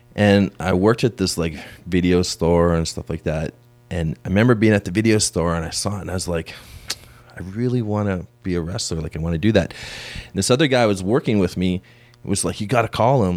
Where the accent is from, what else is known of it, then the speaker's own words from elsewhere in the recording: Canada; growing up in Canada back in the day